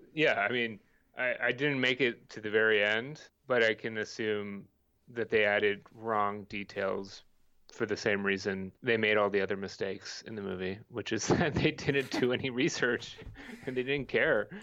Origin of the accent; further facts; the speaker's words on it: Bay Area, California, United States; moved away; growing up in the Bay Area